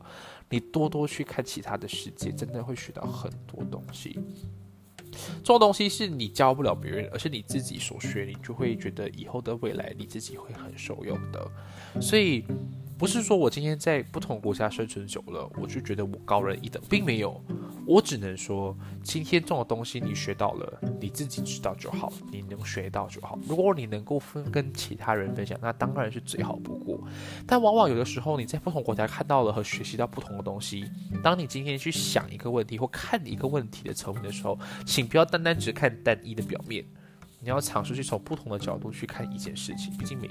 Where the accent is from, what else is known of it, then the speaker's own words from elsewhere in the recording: Malaysia; now in Taiwan; 我在台湾生活四年，因为读书嘛，所以通常很多人都会。一开始都不会觉得我是外国人，或是我是侨生，并不是我刻意去去学台湾人讲话还是什么